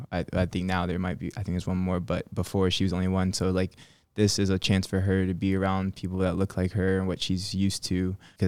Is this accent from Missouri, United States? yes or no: no; Birmingham, Alabama, United States; born there; I was born in Alabama, from Birmingham, born in Birmingham, Alabama. So excuse to, I guess, return to my birth state at the same time.